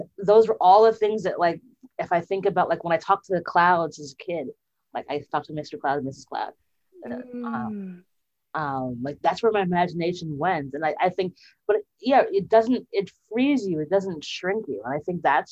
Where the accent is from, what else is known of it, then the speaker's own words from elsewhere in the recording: Jamaica; as a Jamaican child